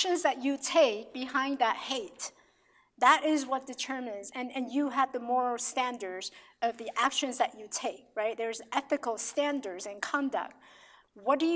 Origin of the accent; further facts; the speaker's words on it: Taiwan; now in United States; I have friends who I grew up with in Taiwan